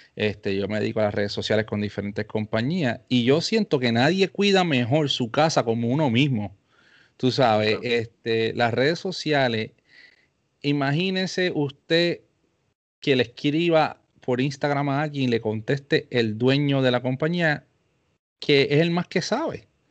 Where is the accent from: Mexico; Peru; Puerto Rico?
Puerto Rico; Carolina; yo soy de Carolina, Puerto Rico